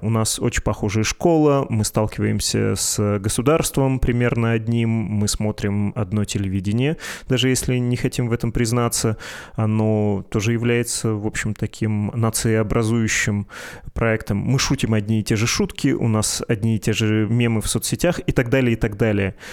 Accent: Perm Krai, Russia; я из Пермского края

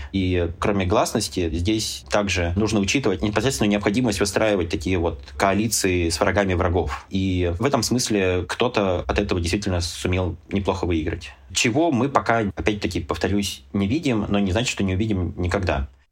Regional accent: Urals, Russia; мы же все уральцы

